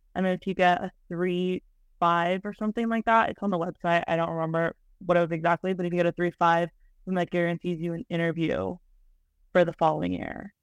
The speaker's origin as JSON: {"language": "English", "town": "Miami", "region": "Florida", "country": "United States", "said": "I'm from Miami"}